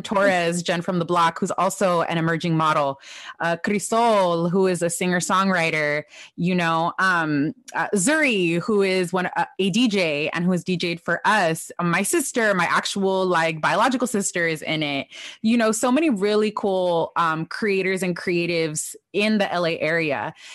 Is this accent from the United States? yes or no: yes; Los Angeles, California, United States; I'm a pocha from Los Angeles. I don't even know anyone in Mexico. Like, all of my family is in California.